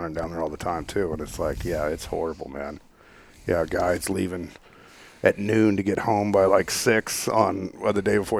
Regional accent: Texas, United States; moved away; I'm from Texas.

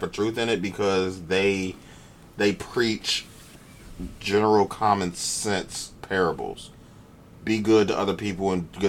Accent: United States; we are over here living America's version of what black people are.

